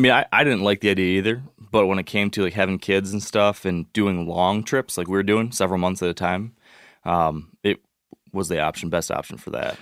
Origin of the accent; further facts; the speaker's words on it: Michigan, United States; I'm from Michigan